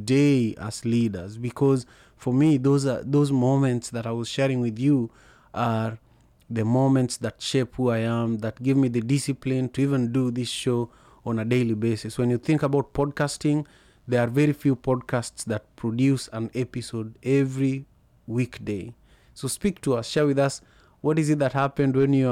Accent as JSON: {"language": "English", "town": "Kisumu", "region": "Kisumu County", "country": "Kenya", "tie": "born or raised there", "moved": "yes", "said": "I grew up in Manyata CJ, right opposite Magadi Primary School"}